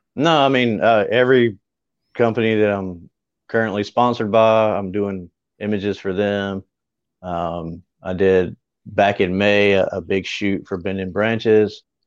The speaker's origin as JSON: {"language": "English", "town": "Greer", "region": "South Carolina", "country": "United States", "tie": "born or raised there", "said": "my hometown, which is Greer."}